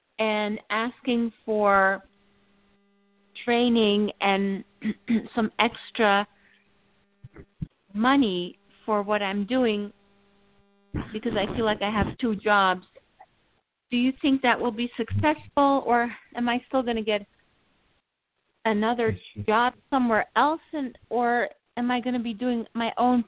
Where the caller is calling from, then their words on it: New York, United States; I'm from New York.